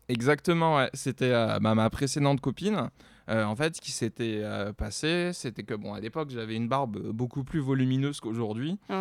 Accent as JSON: {"language": "French", "region": "south of France", "country": "France", "tie": "born or raised there", "moved": "as an adult", "lives_now": "Paris, France", "said": "je viens du sud de la France"}